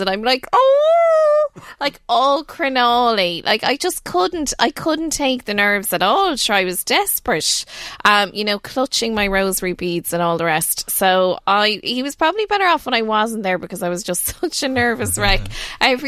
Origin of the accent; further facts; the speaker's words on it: Naas, County Kildare, Ireland; moved away as an adult; now in County Meath, Ireland; I'm originally from Neeksup, so it's only down the road in Kildare.